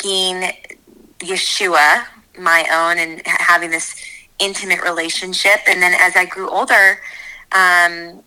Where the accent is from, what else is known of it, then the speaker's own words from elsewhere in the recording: Nashville, Tennessee, United States; also born or lived in Los Angeles, California; now in Northern Virginia, United States; I ended up growing up in Nashville in a Messianic Jewish home.